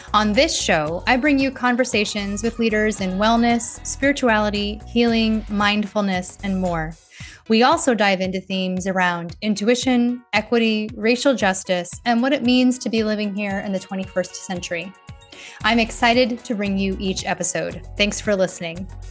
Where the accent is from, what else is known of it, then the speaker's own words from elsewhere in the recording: United States; I'm Asian American